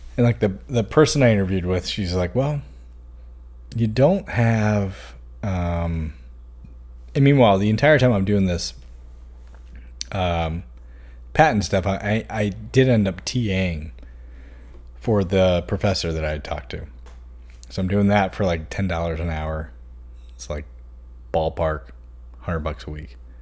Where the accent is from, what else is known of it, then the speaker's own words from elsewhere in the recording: Hanover, Virginia, United States; also born or lived in Chesterfield / Blacksburg; growing up in Hanover